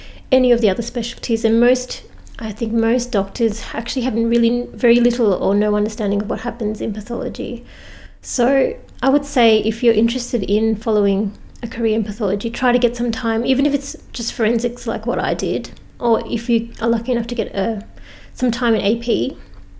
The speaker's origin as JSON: {"language": "English", "region": "Victoria", "country": "Australia", "also_born_or_lived": "Adelaide", "said": "I'm originally from Victoria. I went to Adelaide to do medicine."}